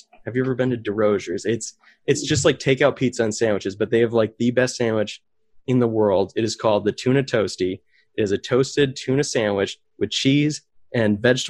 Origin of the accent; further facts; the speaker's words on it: Maine, United States; So I grew up in Maine. I went to a little Christian academy. It's like a private school in South Paris.